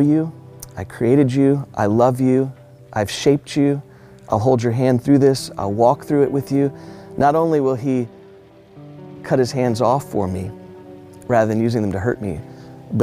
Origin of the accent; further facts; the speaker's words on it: Houston, Texas, United States; I grew up in Houston, Texas, in an age and time, late 1970s, early 1980s